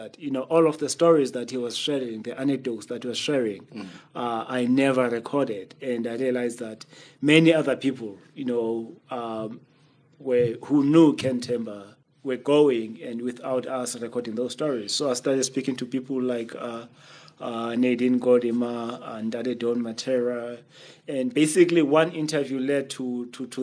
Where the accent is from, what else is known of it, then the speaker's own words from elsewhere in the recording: Makhanda, Eastern Cape, South Africa; I grew up in Makanda watching plays